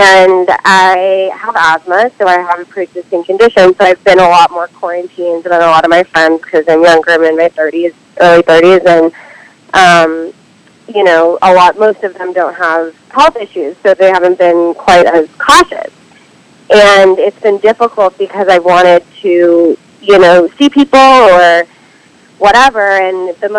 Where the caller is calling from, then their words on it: Los Feliz, California, United States; I'm in Los Feliz, California.